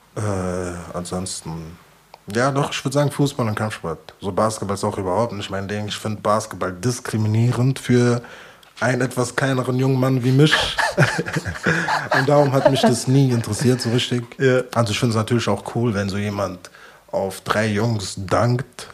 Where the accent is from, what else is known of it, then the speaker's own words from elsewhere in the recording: Frankfurt, Hesse, Germany; ich bin Frankfurter